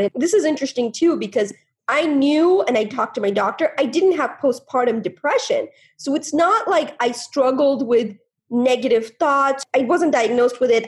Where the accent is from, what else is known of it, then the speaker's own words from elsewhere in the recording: India; now in United States; I was born in India